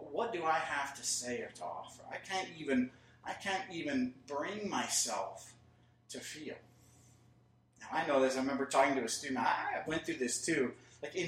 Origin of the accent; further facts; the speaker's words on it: United States; I'm an American. I'm Scottish too, half